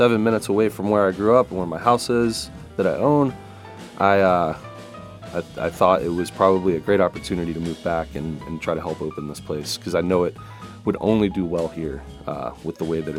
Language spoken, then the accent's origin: English; Nashville, Tennessee, United States; moved away as an adult; also born or lived in New York; I was raised right here, always on the east side of Nashville, first living in Madison for until I was about 4 or 5, then moved over here to closer to Englewood, Rosebank area, right off of Porter Road